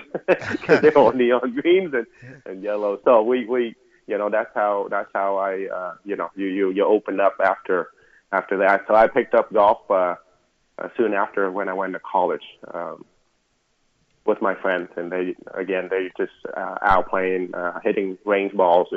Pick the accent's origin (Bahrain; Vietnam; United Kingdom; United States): Vietnam; moved away; when I was growing up in Vietnam